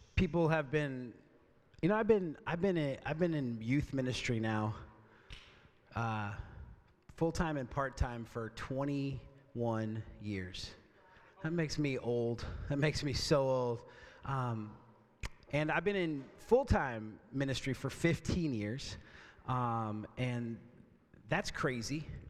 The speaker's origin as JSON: {"language": "English", "town": "Port Angeles", "region": "Washington", "country": "United States", "tie": "born or raised there", "also_born_or_lived": "Oregon", "said": "my hometown of Port Angeles on a lake that I knew really well called Lake Sutherland"}